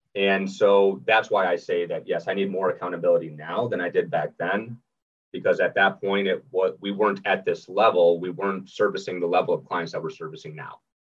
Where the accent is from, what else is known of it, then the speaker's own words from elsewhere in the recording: Minnesota, United States; moved away as an adult; now in Sarasota, United States; originally born and raised in Minnesota. I live down here in Sarasota, Florida.